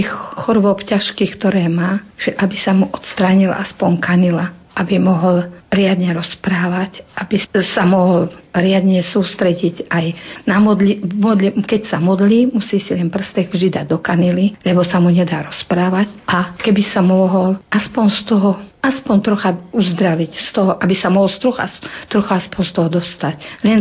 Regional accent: Hvoznica, Trenčín Region, Slovakia; now in Hatné, Slovakia; pochádzam z Voznice a bývam v dedinke v Hatnom. Pochádzam z deviatich súrodencov

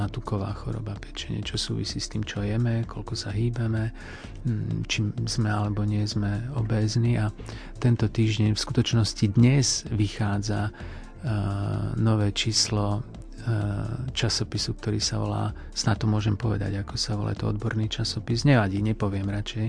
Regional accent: Žiar nad Hronom, Banská Bystrica Region, Slovakia; Ja pochádzam zo Žiaru nad Hronom

